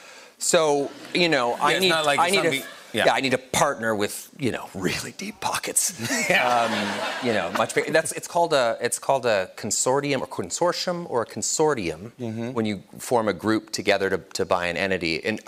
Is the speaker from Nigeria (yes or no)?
no; Vancouver, British Columbia, Canada; moved away; also born or lived in Ottawa, Ontario, Canada; I grew up in Vancouver, which has my heart always, but I also grew up in Ottawa, Canada. So I spent a long time in Vanier there, which is a little town right inside Ottawa.